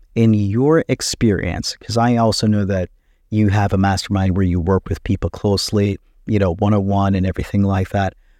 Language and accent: English; Jamaica; now in United States; we are from Jamaica